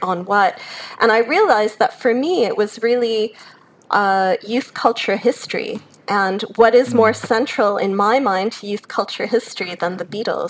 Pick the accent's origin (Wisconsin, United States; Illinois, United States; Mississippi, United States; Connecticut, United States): Illinois, United States; Chicago; moved away as an adult; now in Australia; I grew up in Chicago, born to a German mother, an American father. So I grew up in a bilingual household speaking German at home.